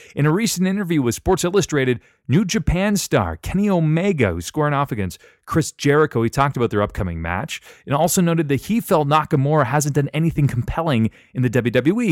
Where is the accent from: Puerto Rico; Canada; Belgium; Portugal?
Canada; I'm from Canada